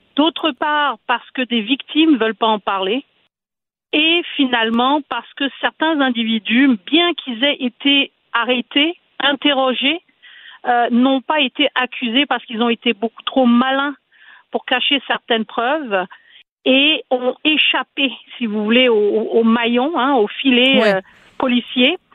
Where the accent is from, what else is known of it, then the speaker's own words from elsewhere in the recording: Quebec, Canada; chez nous au Québec